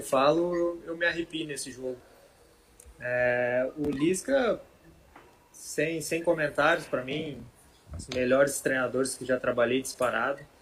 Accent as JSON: {"language": "Portuguese", "town": "Rio do Sul", "region": "Santa Catarina", "country": "Brazil", "tie": "born or raised there", "also_born_or_lived": "Ituporanga / Joinville", "said": "eu nasci em Rio do Sul, que é ao lado de Blumenau. Okay. E os meus pais, eles moraram em Itaioia e eu fui morar para lá, uma cidade bem pequenininha, perto de Rio do Sul"}